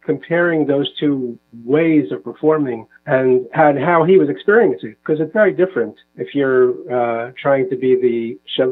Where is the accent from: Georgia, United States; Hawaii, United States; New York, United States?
New York, United States; moved away as an adult; also born or lived in Seattle, Washington; now in Israel; growing up in New York